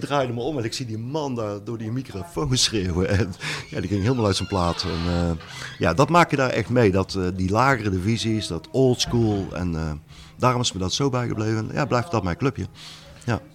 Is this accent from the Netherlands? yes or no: yes; Netherlands; ik kom uit Nederland